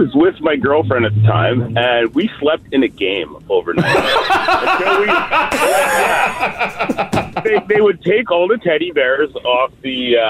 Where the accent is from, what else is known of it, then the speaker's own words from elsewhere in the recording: Edmonton, Alberta, Canada; I'm from Edmonton.